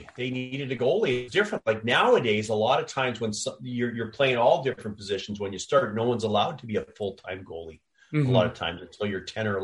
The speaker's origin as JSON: {"language": "English", "town": "Victoria", "region": "British Columbia", "country": "Canada", "tie": "born or raised there", "also_born_or_lived": "Toronto, Ontario", "said": "I was born in Toronto, but when I was 8 years old, my family moved out to Victoria"}